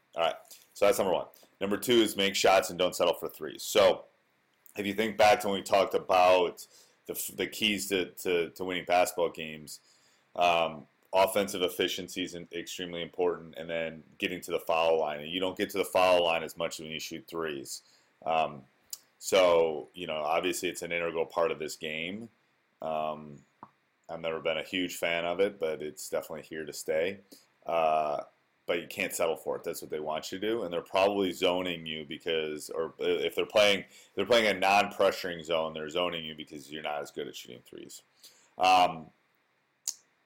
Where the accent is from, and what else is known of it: Wisconsin, United States; born or raised there